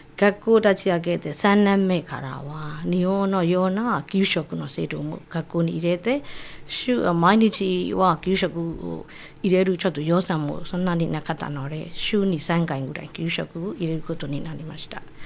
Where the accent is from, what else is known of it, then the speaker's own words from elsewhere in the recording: Yangon, Yangon Region, Myanmar; Japanese is a second language; moved away as an adult; also born or lived in Miyagi, Japan; now in Okinawa, Japan; ヤンゴンの出身です。